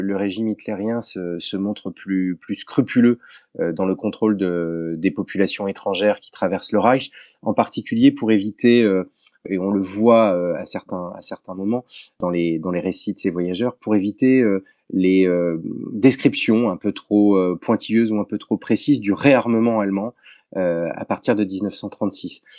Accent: France; chez nous en France

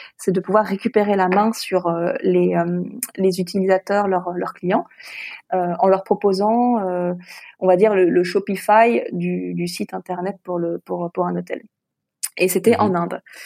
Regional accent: France; moved away as an adult; also born or lived in Hong Kong; now in Singapore; je suis française

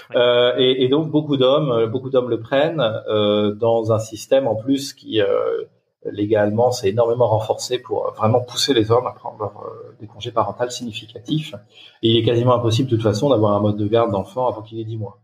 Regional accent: Touraine, Centre-Val de Loire, France; moved away as an adult; je suis originaire de Touraine, mais j'ai beaucoup beaucoup bougé euh, dans ma vie, dans ma carrière.

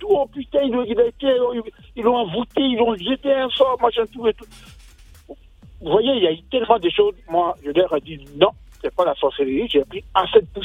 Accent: Côte d’Ivoire; ma femme est ivoirienne, je suis ivoirien aussi.

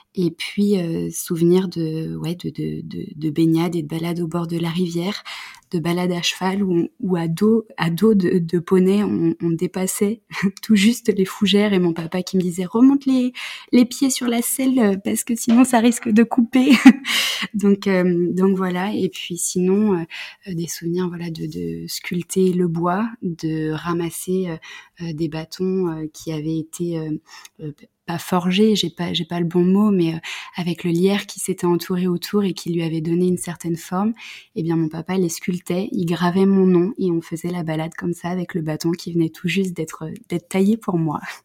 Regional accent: Paris region, Île-de-France, France; also born or lived in Creuse; je suis née en région parisienne

